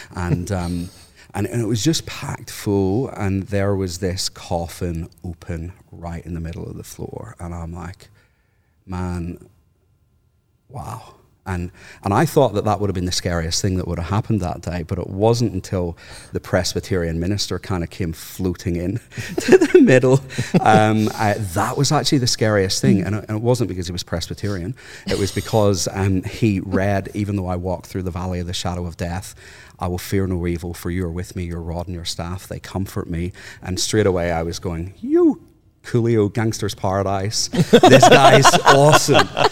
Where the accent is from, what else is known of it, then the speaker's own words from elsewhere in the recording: Northern Ireland, United Kingdom; moved away as an adult; now in Australia; I'm from Northern Ireland